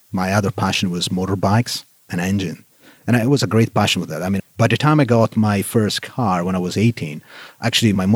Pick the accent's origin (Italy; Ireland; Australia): Italy; accent: Italianish; English is a second language; moved away as an adult; now in Texas, United States; my accent is still a bit Italianish